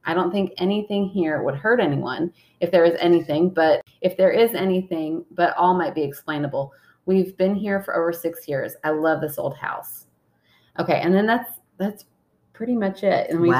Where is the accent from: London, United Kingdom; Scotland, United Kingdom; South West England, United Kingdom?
Scotland, United Kingdom; We're from Scotland, and one of their heirlooms I wanted was a sick bell